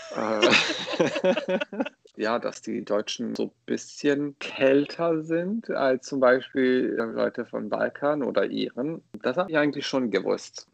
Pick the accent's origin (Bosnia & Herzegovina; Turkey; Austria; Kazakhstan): Bosnia & Herzegovina; German is a second language; moved away as an adult; also born or lived in Croatia / Ireland; now in Germany; Geboren bin ich in Bosnien und da habe ich 18 Jahre lang gelebt